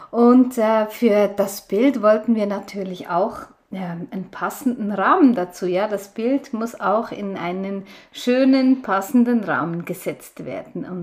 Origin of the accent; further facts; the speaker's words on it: Switzerland; wir haben zuerst noch in, in ähm, Brockenstuben, wie die bei uns in der Schweiz heißen